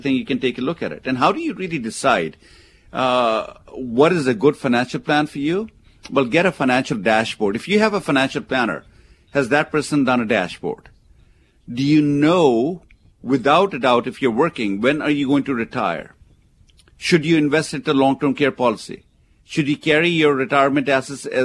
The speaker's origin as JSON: {"language": "English", "country": "India", "tie": "born or raised there", "moved": "yes", "lives_now": "United States", "said": "where I come from, where I was born in India"}